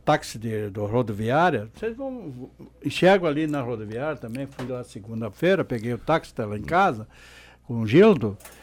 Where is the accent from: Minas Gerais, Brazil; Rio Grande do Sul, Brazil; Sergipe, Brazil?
Rio Grande do Sul, Brazil; Vale do Sol; quem se criou no interior, como eu me criei lá em Trombudo na época, hoje Vale do Sol